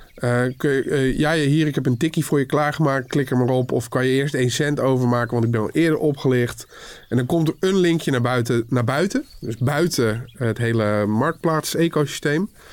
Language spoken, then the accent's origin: Dutch; Netherlands; we zijn wel Nederlanders